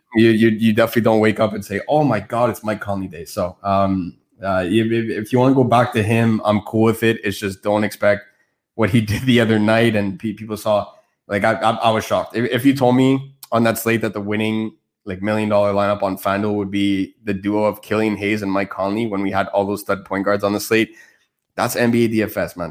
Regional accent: Montreal, Quebec, Canada; I speak French. I'm from Montreal.

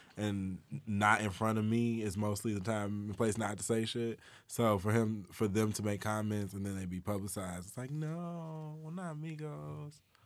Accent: Chicago, Illinois, United States; now in Atlanta, United States; I'm from Chicago

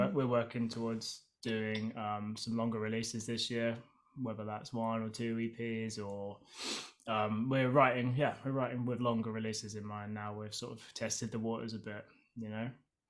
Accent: Guildford, South East England, United Kingdom; Yeah, I mean we're from Brighton and I grew up

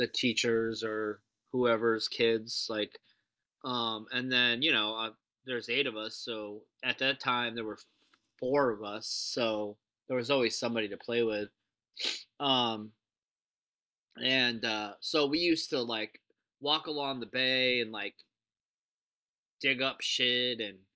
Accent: Long Island, New York, United States; also born or lived in Adrian, Michigan; I grew up on Long Island in New York

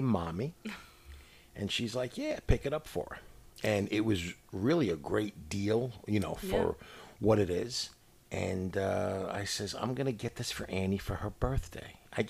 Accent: New York City, New York, United States; moved away; we are originally from New York City.

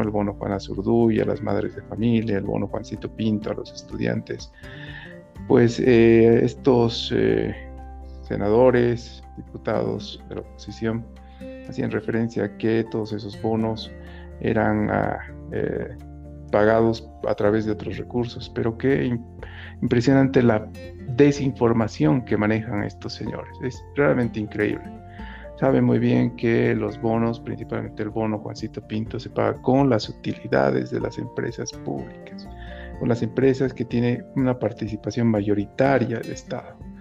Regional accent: Bolivia; nosotros como bolivianos

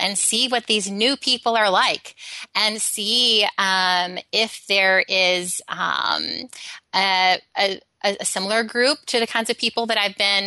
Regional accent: Alabama, United States; I grew up in Alabama

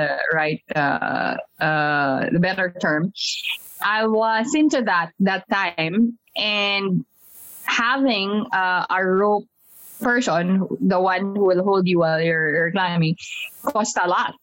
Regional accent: Philippines; moved away; also born or lived in Singapore; I am being an unusual Filipina

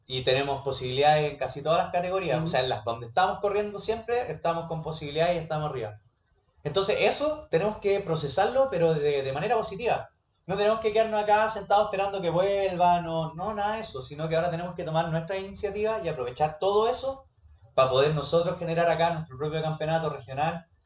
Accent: Iquique, Tarapacá, Chile; yo soy de Iquique

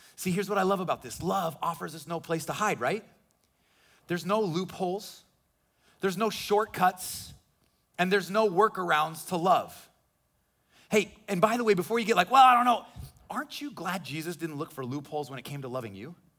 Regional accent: Midwest, United States; now in Florida, United States; I grew up in the Midwest

